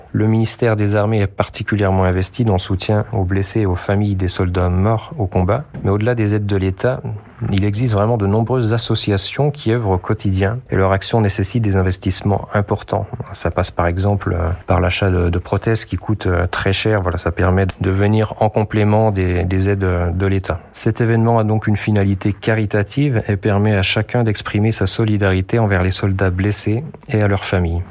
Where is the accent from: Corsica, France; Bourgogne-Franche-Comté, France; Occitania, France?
Bourgogne-Franche-Comté, France; Jura; moved away as an adult; also born or lived in Dijon; now in Lyon, France; Je suis originaire du Jura